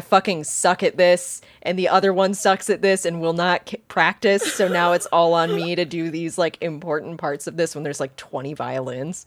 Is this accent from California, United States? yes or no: no; Wilmington, North Carolina, United States; I grew up in Wilmington, North Carolina